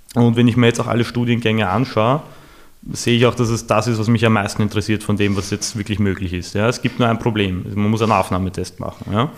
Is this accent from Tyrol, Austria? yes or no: no; Vienna, Austria; ich bin im 22. aufgewachsen